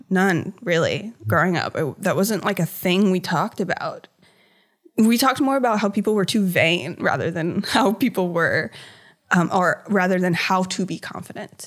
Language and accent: English; Hampton Roads, Virginia, United States; I've always lived in Virginia. I grew up in Hampton Roads